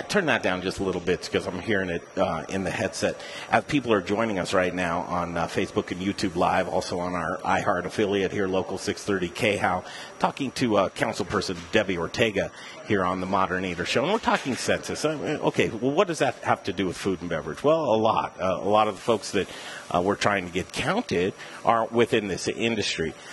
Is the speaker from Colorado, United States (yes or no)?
yes; Denver, Colorado, United States; Denver, Colorado, I'm a native boy, 47 years. I grew up in Cherry Creek.